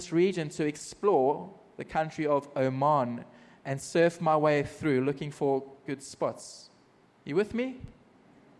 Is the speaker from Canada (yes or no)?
no; Margate, KwaZulu-Natal, South Africa; moved away as an adult; now in Middle East; I grew up in South Africa in a small surfing community